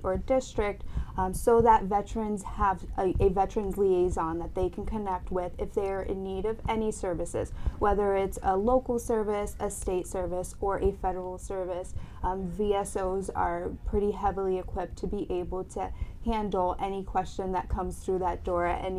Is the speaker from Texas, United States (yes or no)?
no; Camden, New Jersey, United States; moved away as an adult; now in Gloucester, United States; I'm originally from Camden, New Jersey, and moved or transplanted into the Gloucester, Cape Ann area in early 2008.